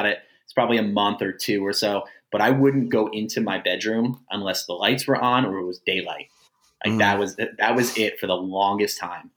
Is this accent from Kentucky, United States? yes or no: no; Jackson, New Jersey, United States; I grew up in Jackson, New Jersey my whole life, as far as being a kid.